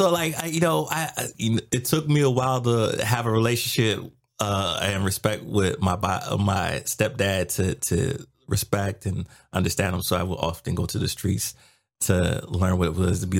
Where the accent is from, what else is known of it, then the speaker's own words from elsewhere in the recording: Washington, District of Columbia, United States; also born or lived in New York; Originally from Washington, D.C. So I always tell people, born in New York, raised in D.C.